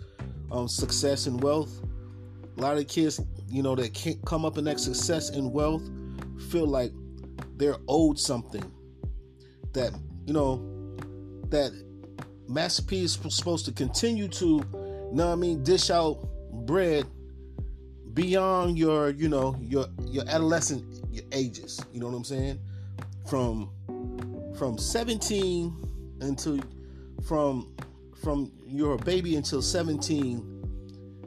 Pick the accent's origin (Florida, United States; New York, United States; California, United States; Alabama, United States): New York, United States; Buffalo; Growing up in Buffalo, New York, east side of Buffalo in the 80s and 90s